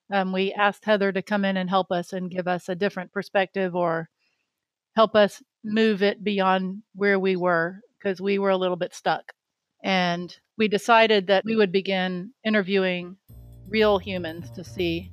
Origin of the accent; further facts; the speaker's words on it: Jacksonville, Florida, United States; moved away as an adult; also born or lived in Miami, Florida; now in North Carolina, United States; I grew up in Jacksonville, Florida